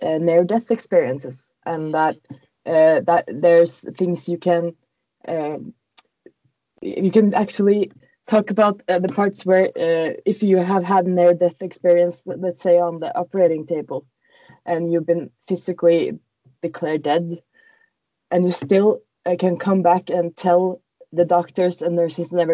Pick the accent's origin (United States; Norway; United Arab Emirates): Norway; English is a second language; we are from Norway